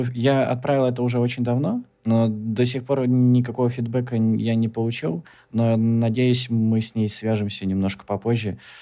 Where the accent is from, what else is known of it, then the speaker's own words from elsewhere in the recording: Kemerovo, Kemerovo Oblast, Russia; я из Кемерово, и у нас есть площадь Советов.